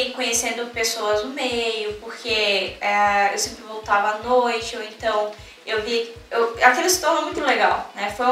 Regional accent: Pernambuco, Brazil

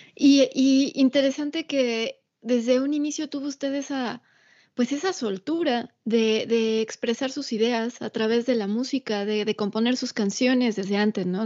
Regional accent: Atizapán de Zaragoza, State of Mexico, Mexico; Ciudad de México, de donde yo soy también

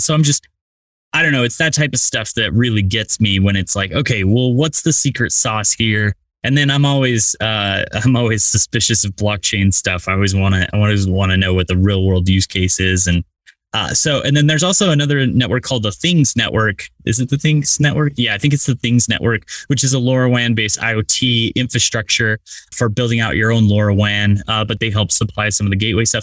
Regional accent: rural Utah, United States; I wish I grew up in New York, but uh, rural Utah instead

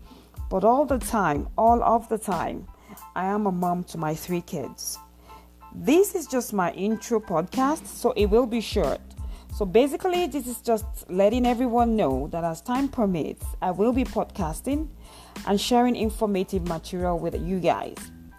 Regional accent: Nigeria; now in Alberta, Canada; I am originally from Nigeria. Canadian now as well. I am podcasting from the province of Alberta in Western Canada.

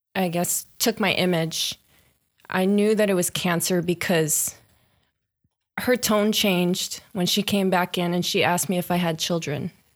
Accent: Long Beach, California, United States; I grew up in the Lakewood, Long Beach area

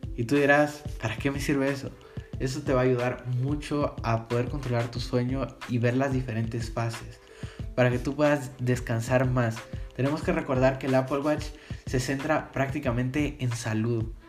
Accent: Guatemala; soy de Guatemala

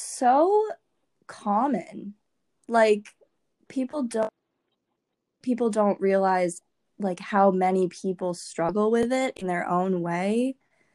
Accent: Williston, Vermont, United States; also born or lived in Lubbock, Texas / Massachusetts; my parents decided to move to Vermont, and we lived in Williston, Vermont, and that shaped me.

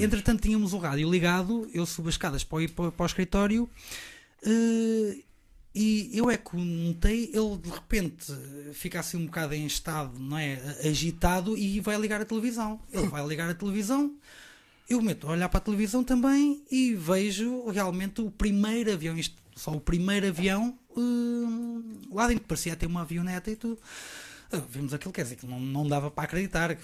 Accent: Rio Maior, Santarém District, Portugal; moved away as an adult; also born or lived in São Jorge de Arroios, Lisbon / Vialonga / Caldas da Rainha / New York; depois fui para Rio Maior. Uh, essa bela localidade onde cresci

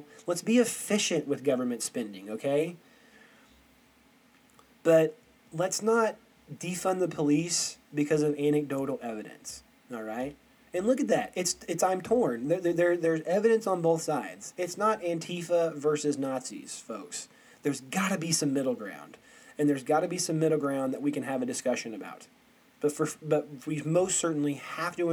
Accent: Aurora, Missouri, United States; I'm from Aurora, Missouri, and it is white as can be

